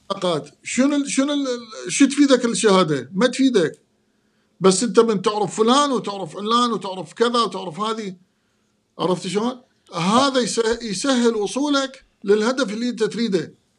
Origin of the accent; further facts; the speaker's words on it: Iraq; moved away; انا عراقي بلبسي بثقافتي بحركاتي